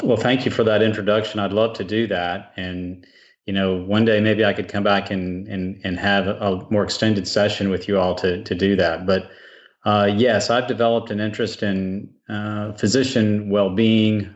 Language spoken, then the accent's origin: English; South Texas, United States; I grew up in South Texas, and I spent lots of time working on a ranch